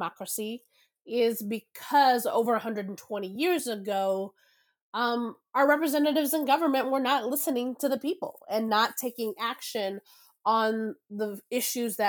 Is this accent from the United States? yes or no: yes; Texas, United States; moved away; also born or lived in Venezuela; I grew up in Texas. We do not have the citizen-led process in my home state.